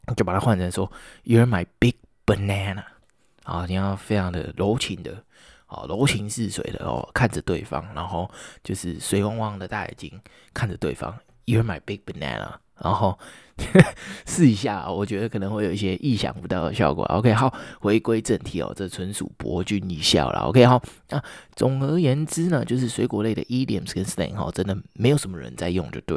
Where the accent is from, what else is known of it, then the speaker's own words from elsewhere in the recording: Taiwan; 我们台湾人